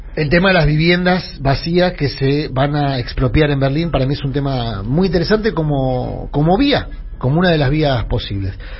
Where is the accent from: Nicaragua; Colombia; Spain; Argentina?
Argentina; Buenos Aires; Yo me crié entre Humirato y los Incas